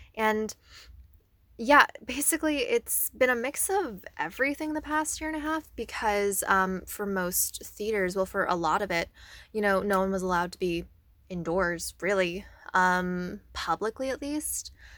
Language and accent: English; Northern Virginia, United States; now in Maryland, United States; I'm originally from the Northern Virginia area